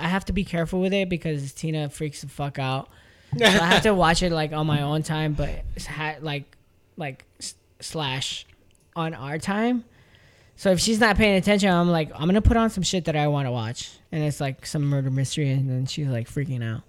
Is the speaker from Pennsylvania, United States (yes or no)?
no; Texas, United States; now in San Diego, United States; I'm from Texas